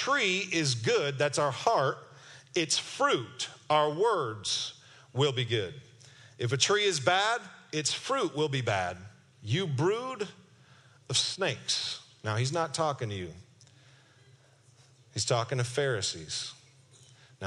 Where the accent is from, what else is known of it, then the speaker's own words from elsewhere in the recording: Kentwood, Michigan, United States; I'm from Kentwood, Michigan